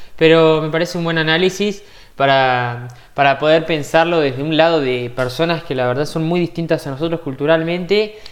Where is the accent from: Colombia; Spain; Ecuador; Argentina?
Argentina